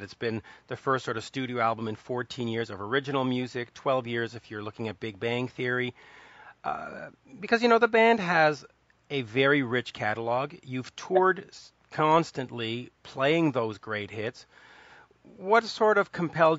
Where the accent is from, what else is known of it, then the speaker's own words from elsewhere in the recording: Montreal, Quebec, Canada; I'm from Montreal, so from Canada